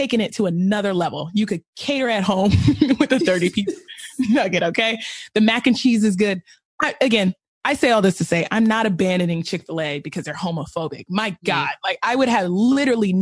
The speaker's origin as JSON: {"language": "English", "region": "the South", "country": "United States", "said": "I am from the South"}